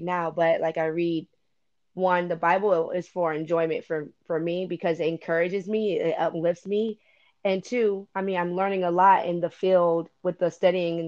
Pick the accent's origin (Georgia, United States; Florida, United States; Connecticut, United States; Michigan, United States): Florida, United States; Born and raised in Florida